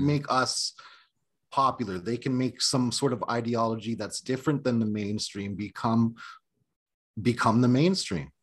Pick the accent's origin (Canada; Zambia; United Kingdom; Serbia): Canada; moved away as an adult; now in United States; I'm from an Indian reservation in Canada